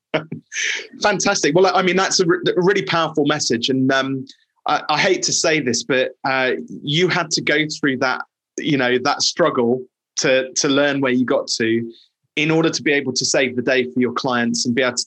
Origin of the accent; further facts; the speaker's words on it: England, United Kingdom; as an Englishman